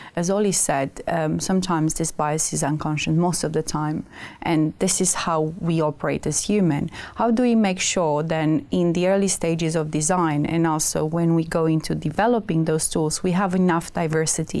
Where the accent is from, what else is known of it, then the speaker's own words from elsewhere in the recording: Romania; moved away; I come from Romania, and my mom is a math teacher